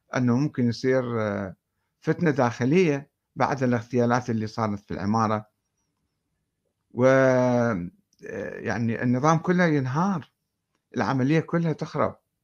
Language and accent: Arabic; Iraq; عندنا بالعراق